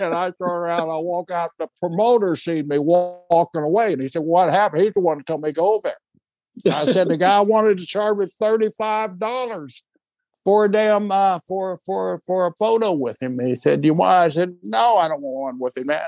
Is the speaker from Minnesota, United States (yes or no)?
no; Seminole, Oklahoma, United States; I was born in Seminole, Oklahoma